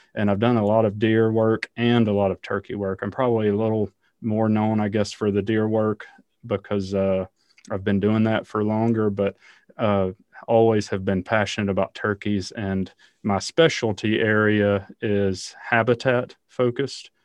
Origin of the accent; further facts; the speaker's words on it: the South, United States; I grew up in the South, hunting and fishing